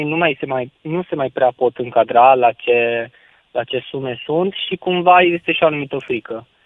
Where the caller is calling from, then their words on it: Bucharest, Romania; sunt din București.